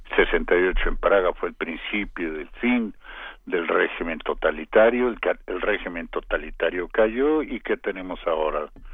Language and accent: Spanish; Mexico